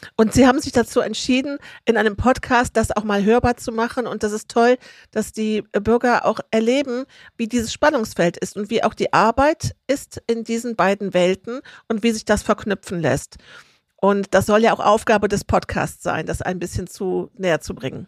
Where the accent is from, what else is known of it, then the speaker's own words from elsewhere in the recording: Rhineland, Germany; Ich bin im Rheinland groß geworden, im katholisch-konservativen Umfeld